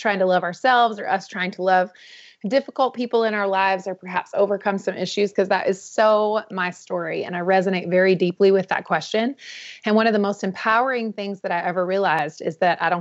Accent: North Carolina, United States; I was born and raised in the Southeast in North Carolina in a beautiful small town.

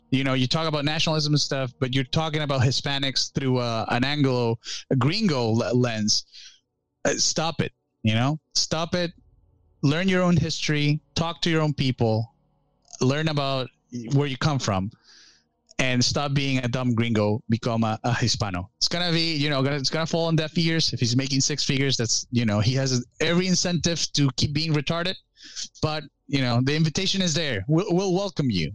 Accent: Venezuela; also born or lived in Illinois, United States; now in United States; I grew up in Venezuela all my life

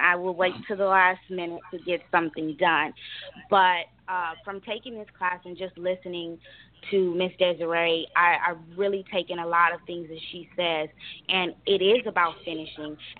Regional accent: Los Angeles, California, United States; I'm from Los Angeles, California

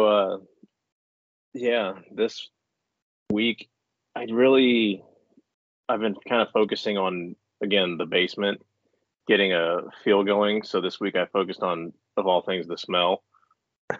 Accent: Mansfield, Ohio, United States; I'm from here. They all migrated to Mansfield, so that's where they met and made me. So I'm a Buck Billy is what they used to call me when I was a kid because they're all hillbillies and I'm a Buckeye

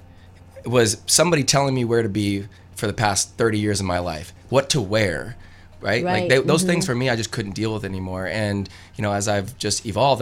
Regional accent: Fresno, California, United States; I come from Fresno, California

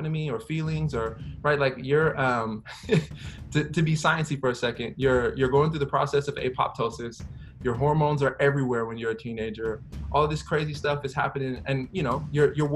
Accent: Tacoma, Washington, United States; I grew up here. I lived here for majority of my life

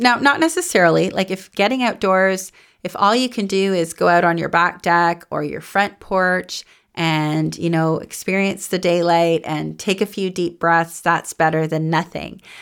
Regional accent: Goderich, Ontario, Canada; now in Toronto, Canada; I grew up in the Snow Belt in a little town called Goderich, and it was near Lake Huron

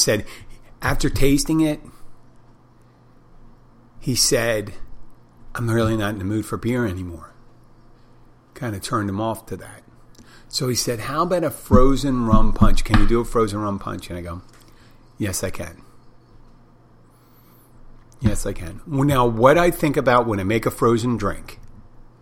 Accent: Philadelphia, Pennsylvania, United States; as a kid growing up in Philadelphia

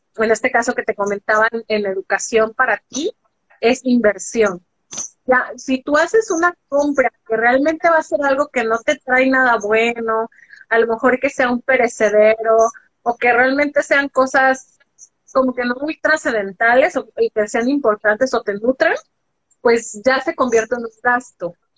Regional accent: Guadalajara, Jalisco, Mexico; yo soy de México, este, nací en Guadalajara, Jalisco, soy tapatía

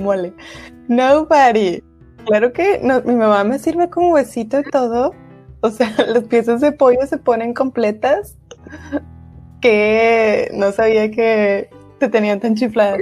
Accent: Monterrey, Nuevo León, Mexico

